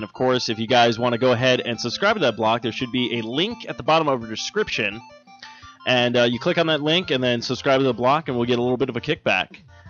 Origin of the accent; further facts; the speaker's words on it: Ahwatukee, Arizona, United States; we grew up in Ahwatukee